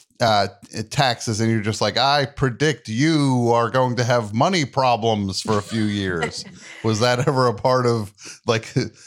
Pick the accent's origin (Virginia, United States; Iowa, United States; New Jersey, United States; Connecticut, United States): New Jersey, United States; New Brunswick; born or raised there